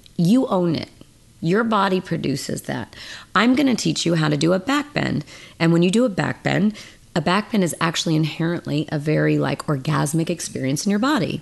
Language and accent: English; Mendocino, California, United States; Northern California. I grew up in Mendocino in a log cabin, no electricity, no running water